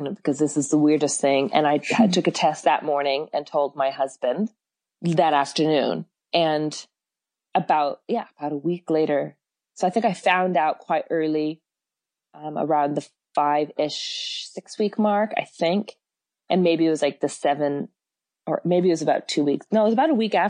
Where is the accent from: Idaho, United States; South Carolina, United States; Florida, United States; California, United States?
California, United States; San Francisco; now in Auckland, New Zealand; I'm from San Francisco originally, but I've been in New Zealand for like 20 years